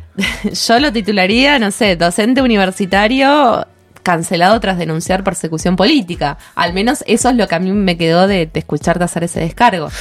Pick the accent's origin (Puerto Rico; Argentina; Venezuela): Argentina; nosotros como país, Argentina